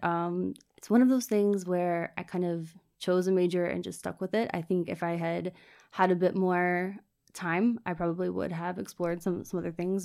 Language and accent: English; Richmond, Virginia, United States; moved away as an adult; also born or lived in Florida; now in Dublin, Ireland; I was from Richmond, Virginia, which is the kind of capital city, um, where I grew up in the suburbs